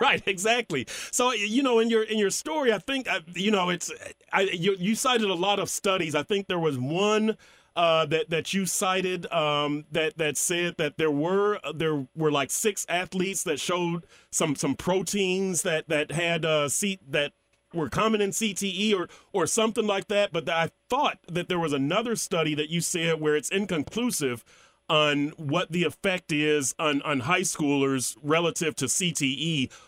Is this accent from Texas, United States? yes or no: yes; Texas, United States; I'm from Texas